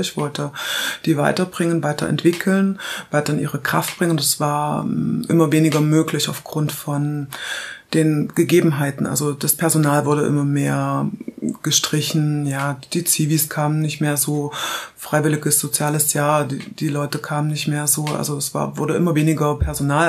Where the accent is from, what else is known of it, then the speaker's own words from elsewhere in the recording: Halle, Saxony-Anhalt, Germany; ich bin geboren in Halle an der Saale, das ist in Sachsen-Anhalt. Bin da quasi dann bis zu Wendezeiten aufgewachsen.